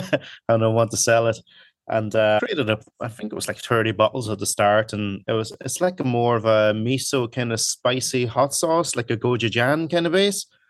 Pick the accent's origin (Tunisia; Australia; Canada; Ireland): Ireland; Donegal, Ulster; English is a second language; also born or lived in Hong Kong; now in Dublin, Ireland; I came over here to Ireland when I was eight.